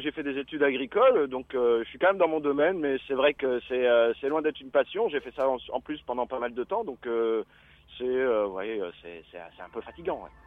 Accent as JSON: {"language": "French", "country": "France", "said": "quand on est français"}